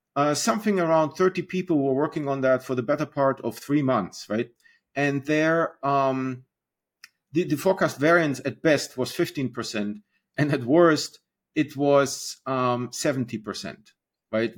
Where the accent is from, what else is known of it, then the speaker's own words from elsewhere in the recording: Germany; moved away as an adult; now in United States; I'm originally from Germany. Um, I came on internship to the United States and then got married and, uh, decided to stay.